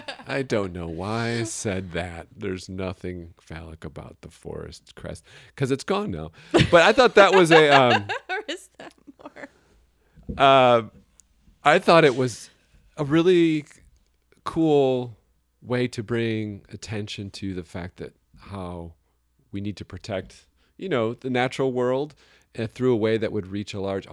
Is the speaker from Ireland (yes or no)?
no; New York, United States; accent: New York; That's my New York accent